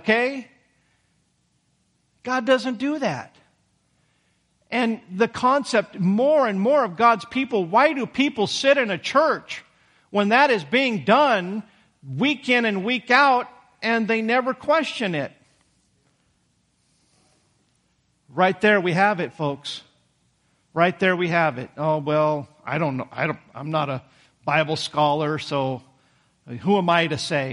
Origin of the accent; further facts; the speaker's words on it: United States; we as American Christians